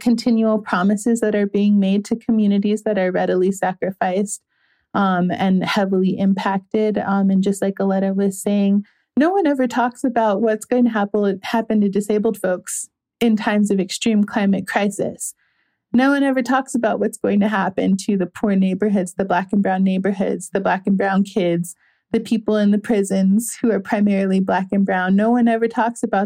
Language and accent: English; Minneapolis, Minnesota, United States; I grew up in Minneapolis